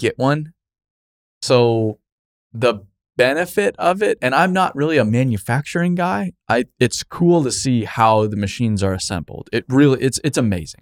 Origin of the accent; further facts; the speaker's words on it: Arizona, United States; growing up in Arizona